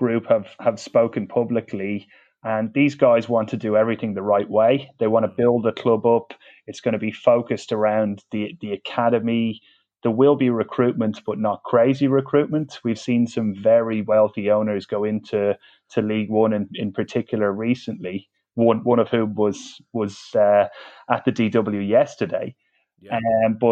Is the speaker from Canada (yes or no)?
no; Dublin, Leinster, Ireland; accent: Dublin; I grew up in Dublin